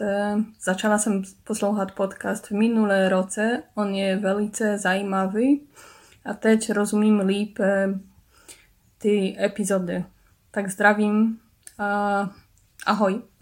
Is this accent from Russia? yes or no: no; Poland; Czech is a second language; som Polak.